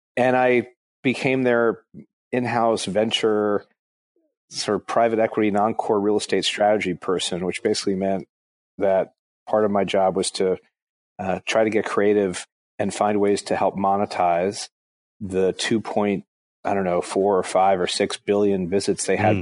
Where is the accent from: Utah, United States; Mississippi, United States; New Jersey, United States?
New Jersey, United States; Englewood; moved away; also born or lived in Atlanta; I grew up in New Jersey, in Englewood, New Jersey